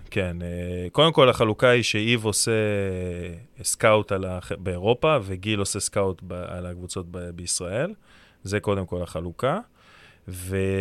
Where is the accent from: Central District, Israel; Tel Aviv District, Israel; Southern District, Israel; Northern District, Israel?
Tel Aviv District, Israel; Herzliya; אני גדלתי בהרצליה